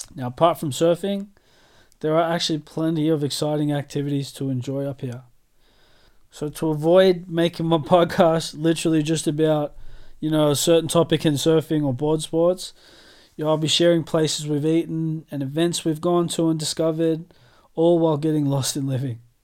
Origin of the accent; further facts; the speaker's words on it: Australia; moved away as an adult; now in United Kingdom; I'm Australian through and through